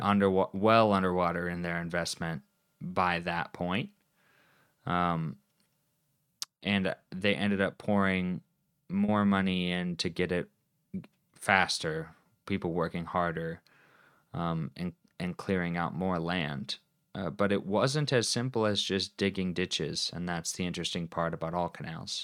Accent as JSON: {"language": "English", "country": "United States", "said": "I'm an, uh, uncultured American"}